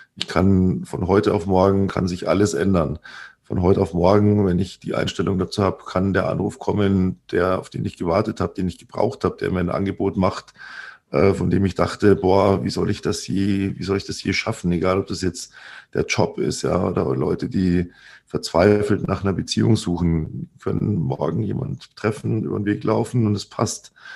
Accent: Germany; bei uns in Deutschland

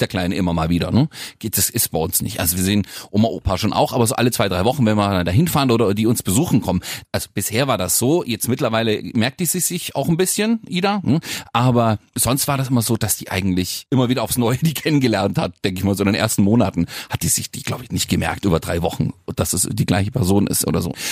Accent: the West, West Germany, Germany; ich komme nur aus dem Westen, da gab es früher Kindergarten ab drei Jahren

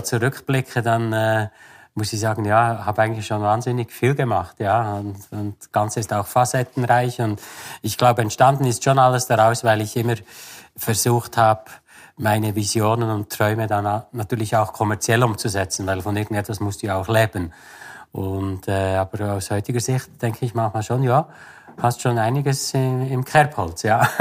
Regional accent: Interlaken, Bern, Switzerland; also born or lived in Beatenberg; Aufgewachsen bin ich eigentlich in Interlaken

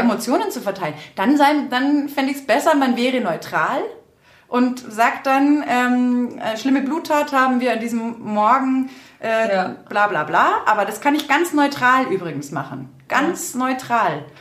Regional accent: Berchtesgadener Land, Bavaria, Germany; ich stamme ja aus dem Berchtesgadener Land

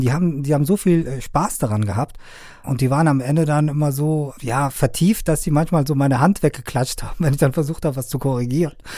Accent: Afghanistan; now in Germany; ich komme ja ursprünglich aus Afghanistan

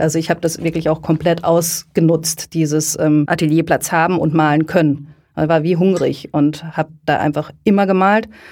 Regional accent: Lörrach, Baden-Württemberg, Germany; Ich bin ähm, in der Nähe von Basel in Lörrach groß geworden

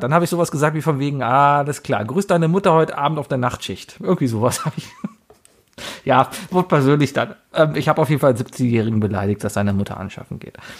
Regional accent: Cologne, North Rhine-Westphalia, Germany; Born and raised in Köln-Mauenheim bin groß geworden

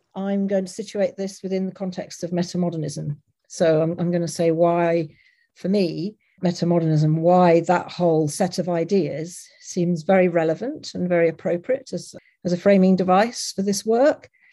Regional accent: Leicester, East Midlands, United Kingdom; my growing up in Leicester, which is um, in the UK.

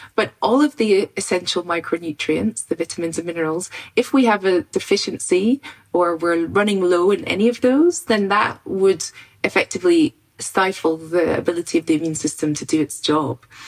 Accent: Scotland, United Kingdom; I grew up in Scotland on a farm in the countryside

